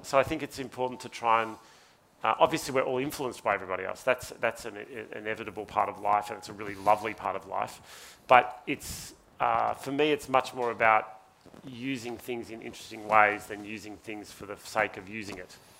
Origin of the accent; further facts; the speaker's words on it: Ararat, Victoria, Australia; moved away as an adult; now in Sydney, Australia; I've lived in Sydney for 22 years. I lived in Ararat only for 18 of my, of my life. And I still feel like I'm not from Sydney. I still feel like I'm from Ararat